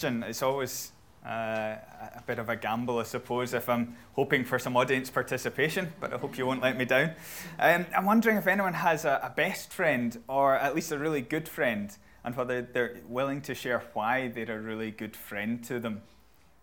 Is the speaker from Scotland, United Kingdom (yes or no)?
yes; Glasgow, Scotland, United Kingdom; moved away as an adult; also born or lived in Manchester; I'm obviously from Glasgow